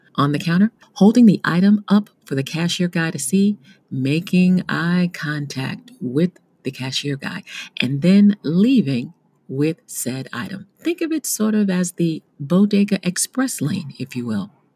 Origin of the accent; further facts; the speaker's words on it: New York City, New York, United States; as a New Yorker